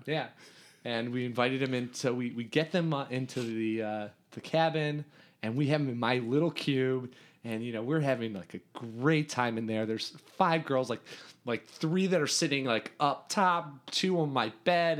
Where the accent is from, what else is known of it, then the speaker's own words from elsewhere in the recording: Riverwoods, Illinois, United States; I grew up in Riverwoods